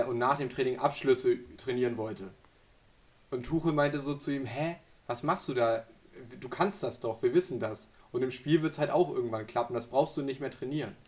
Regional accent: Germany; als Deutsche

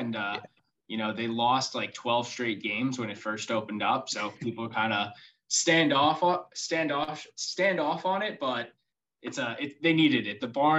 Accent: Long Island, New York, United States; growing up on Long Island

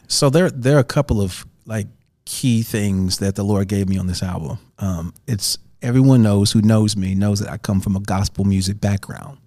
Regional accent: St. Louis, Missouri, United States; moved away; I grew up in Saint Louis

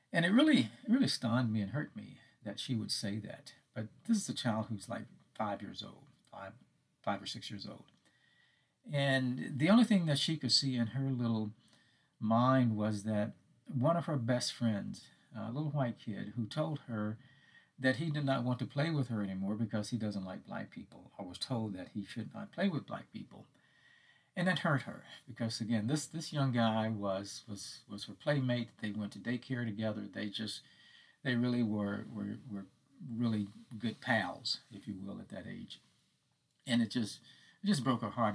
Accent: Hattiesburg, Mississippi, United States; moved away as an adult; also born or lived in Texas; I was going back to my hometown. I had not lived in Hattiesburg since 1979

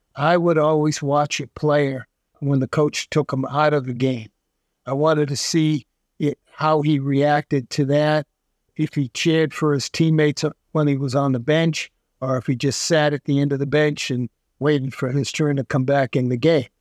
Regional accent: Brookline, Massachusetts, United States; I grew up in Brookline, went to Brookline High School, stayed local for college

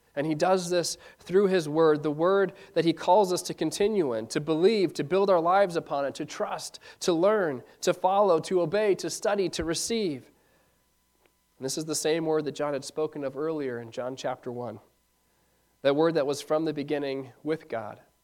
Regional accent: Ishpeming, Michigan, United States; Growing up in Ishpeming

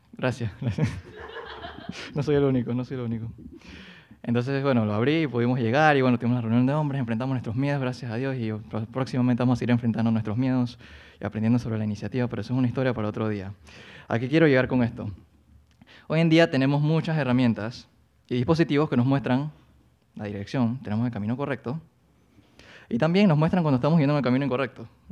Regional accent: Colón, Panama; moved away as an adult; now in Panama City, Panama; yo soy de Colón, entonces yo me mudé a Panamá a los 18 años

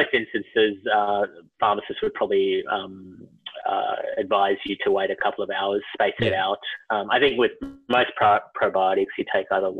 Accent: India; now in Melbourne, Australia; But look, I am Indian, so I've heard there's a bit of a dramatic switch

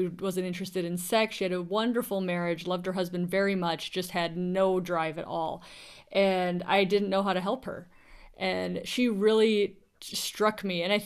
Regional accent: Midwest, United States; accent: Midwest; also born or lived in Washington State, United States; now in Washington, United States; My Midwest accent

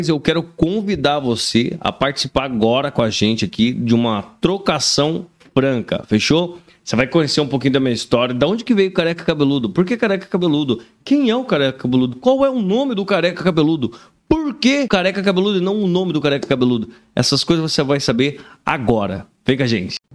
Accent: Caçapava, São Paulo, Brazil; eu sou do interior de São Paulo, cidade de Caçapava, cidade vizinha São José dos Campos, Taubaté, Jacareí.

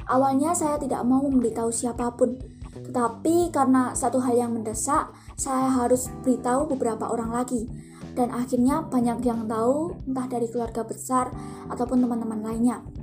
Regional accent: Klaten, Central Java, Indonesia; saya asli Klaten, Jawa Tengah, saya kuliah dan sekarang semester 3.

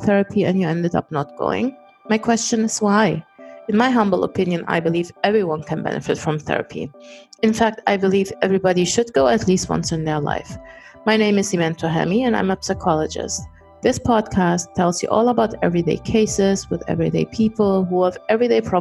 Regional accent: Germany; accent: German; first language German; English is a second language; I was born and raised in Germany.

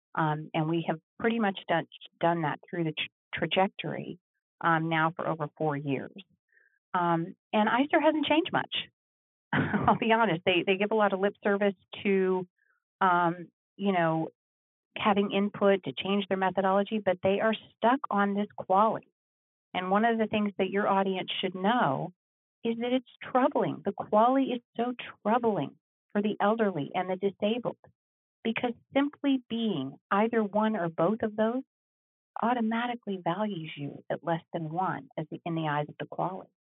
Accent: Texas, United States; moved away; I am from Texas originally

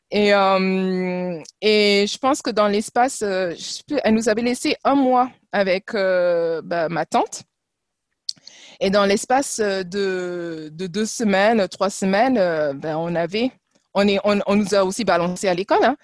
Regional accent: France; born there; Alors, euh, je vais vous surprendre, mais euh, en fait, je suis née ici. je suis

